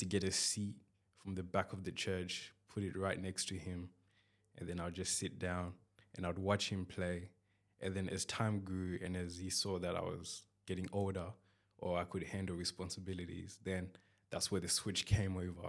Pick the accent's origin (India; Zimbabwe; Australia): Zimbabwe; I'm from Zimbabwe.